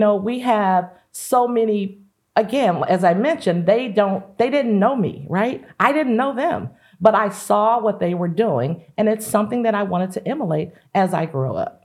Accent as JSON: {"language": "English", "town": "East St. Louis", "region": "Illinois", "country": "United States", "tie": "born or raised there", "said": "growing up in the East Saint Louis and surrounding area"}